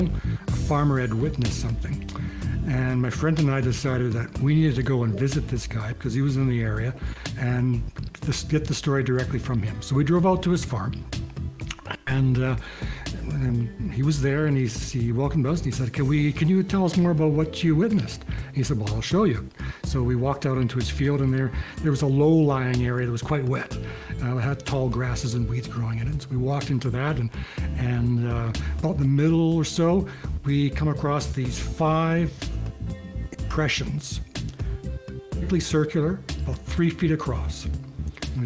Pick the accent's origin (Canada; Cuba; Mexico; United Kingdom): Canada; Kenora, Saskatchewan; moved away as an adult; now in Calgary, Canada; I'm from Kenora, Saskatchewan, and I've been in Calgary since I left high school, finished high school, and moved out here